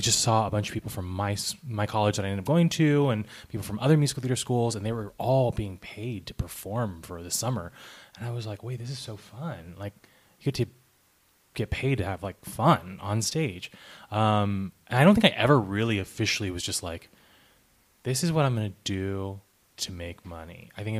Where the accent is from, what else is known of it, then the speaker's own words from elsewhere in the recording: Wichita, Kansas, United States; moved away as an adult; now in Los Angeles, United States; I'm originally from Wichita, Kansas, and I've been in LA for about it'll be 8 years in September.